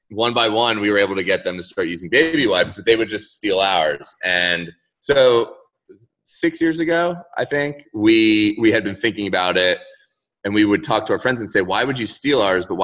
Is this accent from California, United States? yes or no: no; Orlando, Florida, United States; I wish I was from South Florida with you guys. {S0} Oh, {S1} but I'm actually from Orlando, so Central Florida.